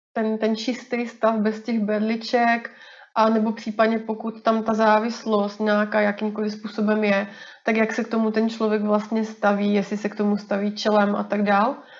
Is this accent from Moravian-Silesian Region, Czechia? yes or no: yes; Rýmařov, Moravian-Silesian Region, Czechia; moved away as an adult; also born or lived in Brno; now in Plzeň, Czech Republic; pocházím původně z Moravy z takového maličkého městečka na Moravě, Rýmařov